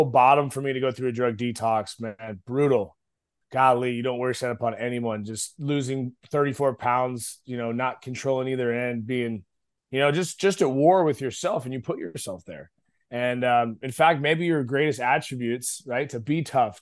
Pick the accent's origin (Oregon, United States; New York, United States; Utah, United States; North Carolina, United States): Oregon, United States; Eugene; moved away as an adult; also born or lived in Moscow, Idaho; now in Dallas, United States; a skinny pencil neck kid growing up in Oregon